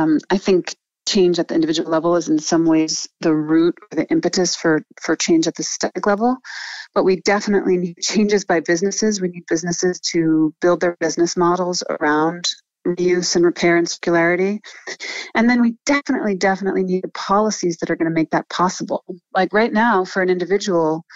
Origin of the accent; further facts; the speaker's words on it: New York, United States; So I grew up in New York, but as I said, my mother's French, so we went to France every summer